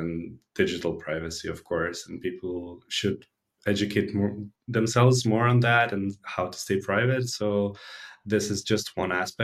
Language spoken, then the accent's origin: English; Belgrade, Serbia; I'm based from Belgrade in Serbia, born and raised. I've been here all my life